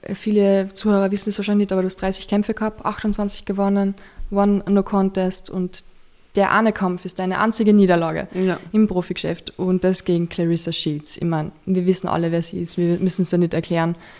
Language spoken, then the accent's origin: German; Carinthia, Austria; now in Vienna, Austria; bei uns im Dorf. Und bei uns in Kärnten